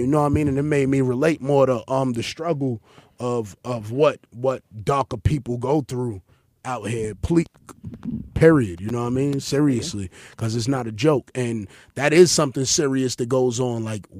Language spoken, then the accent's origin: English; Honduras; You know, Honduras. Yeah. I'm from Honduras. I identify as black